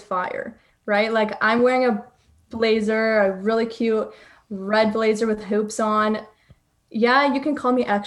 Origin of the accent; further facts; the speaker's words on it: Toronto, Ontario, Canada; I'm from Toronto